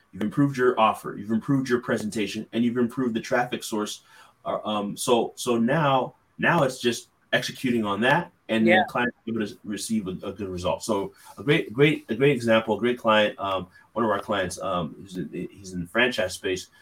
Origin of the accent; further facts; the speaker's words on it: California, United States; now in Philadelphia, United States; I'm originally from California